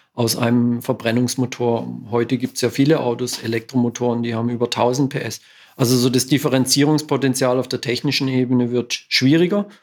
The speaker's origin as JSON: {"language": "German", "area": "Southern Black Forest", "region": "Baden-Württemberg", "country": "Germany", "tie": "born or raised there", "said": "ich bin im Südschwarzwald aufgewachsen"}